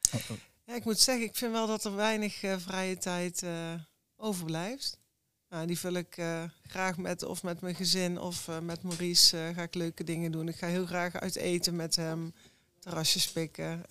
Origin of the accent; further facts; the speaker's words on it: Eindhoven, North Brabant, Netherlands; ik ben ook geboren in Eindhoven. Ja, ik kom uit een echt uh, Brabants gezin.